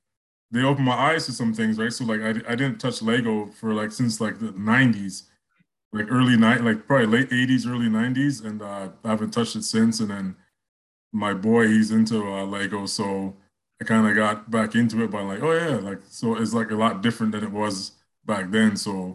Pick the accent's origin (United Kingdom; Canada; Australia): Canada; Mississauga, Ontario; moved away as an adult; also born or lived in Toronto; now in Fredericton, Canada; I was born in at St. Joseph Hospital, which is in Parkdale, but I was raised in Mississauga. I moved back to Toronto in my adult years. So I lived in Parkdale for about 12 years.